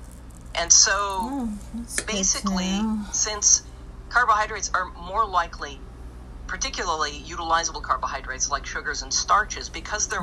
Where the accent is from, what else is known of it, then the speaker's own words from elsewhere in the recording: Minnesota, United States; moved away; I'm originally from Minnesota